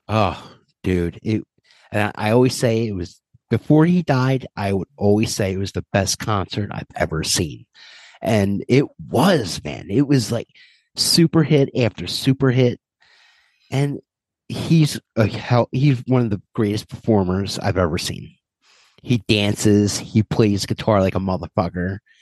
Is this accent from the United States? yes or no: no; Ireland; as an Irishman